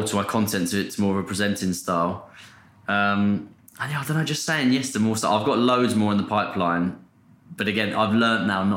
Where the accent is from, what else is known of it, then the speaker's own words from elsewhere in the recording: Portsmouth, South East England, United Kingdom; now in London, United Kingdom; I like saying I'm from Portsmouth instead of London